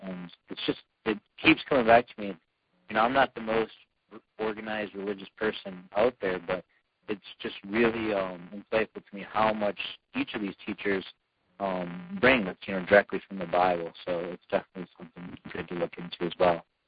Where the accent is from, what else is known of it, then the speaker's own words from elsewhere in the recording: Michigan, United States; my home state here in Michigan